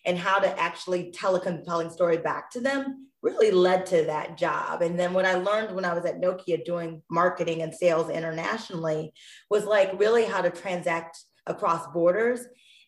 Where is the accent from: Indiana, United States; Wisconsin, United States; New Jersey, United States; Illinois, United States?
Illinois, United States; outside of Chicago; I grew up outside of Chicago